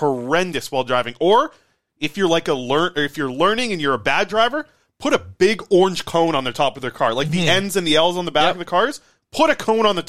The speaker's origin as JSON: {"language": "English", "town": "Nanaimo", "region": "British Columbia", "country": "Canada", "tie": "born or raised there", "said": "I grew up in Nanaimo, smaller town"}